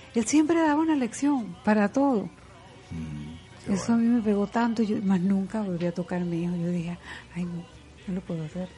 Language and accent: Spanish; Venezuelan Andes, Venezuela; yo soy andina, nosotros los andinos